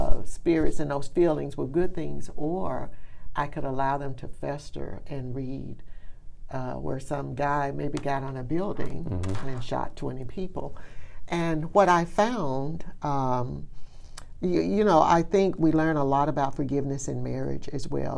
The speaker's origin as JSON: {"language": "English", "town": "Birmingham", "region": "Alabama", "country": "United States", "tie": "born or raised there", "said": "growing up in Birmingham"}